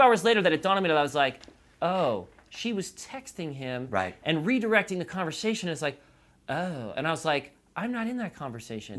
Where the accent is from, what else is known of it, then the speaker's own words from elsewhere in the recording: New York, United States; now in Southern California, United States; I'm from New York